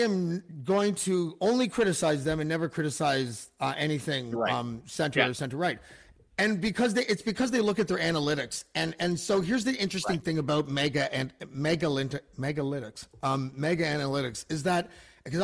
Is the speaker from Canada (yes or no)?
yes; Canada; as a Canadian